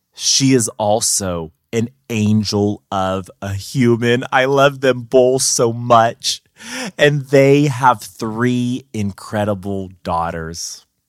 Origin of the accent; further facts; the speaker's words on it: Madera, California, United States; now in Fresno, United States; right now I'm in, in Fresno, California. I grew up in Madera, 30 minutes away, northern central valley of the state of California.